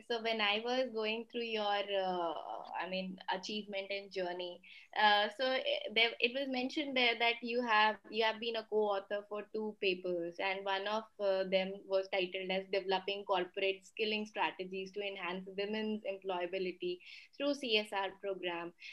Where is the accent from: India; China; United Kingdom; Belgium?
India; North India; English is a second language; I'm from North and he's from South, and we barely understand each other's language.